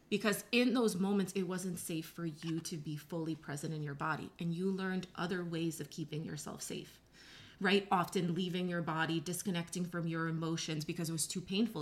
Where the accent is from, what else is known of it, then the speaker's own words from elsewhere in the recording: New York, United States; I'm from New York